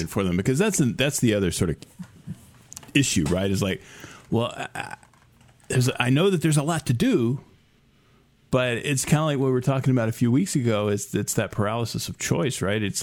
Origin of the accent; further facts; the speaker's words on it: United States; as an American